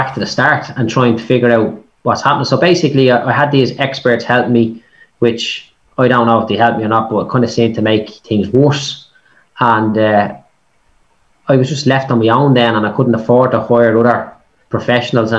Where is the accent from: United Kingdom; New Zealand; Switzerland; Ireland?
Ireland; Dublin, Leinster; I'm a bricklayer from Clondalkin, right? Like, that's where I started out